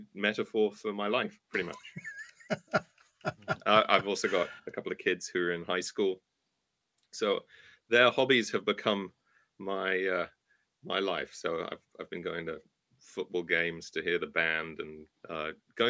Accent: England, United Kingdom; moved away as an adult; now in United States; you can tell I'm not from around here, right? So I started off this earthly journey in England. I'm an American citizen now.

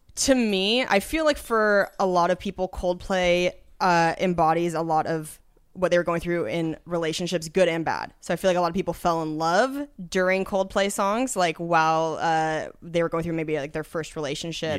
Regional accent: Washington, United States; moved away; I'm from Washington State originally

